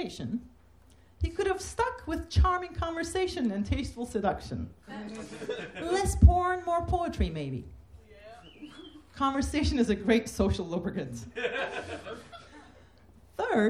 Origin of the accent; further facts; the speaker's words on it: Turkey; moved away as an adult; also born or lived in Massachusetts; I'm from Turkey, never met a lesbian or gay person who was out